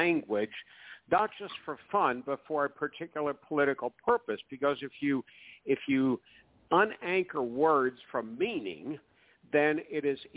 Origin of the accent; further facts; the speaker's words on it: Atlanta, Georgia, United States; I'm not in my hometown of Atlanta